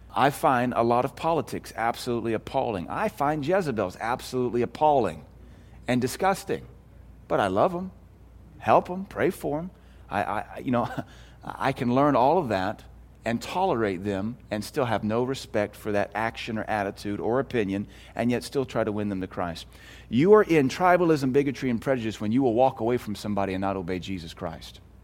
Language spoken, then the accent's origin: English; United States; I'm American.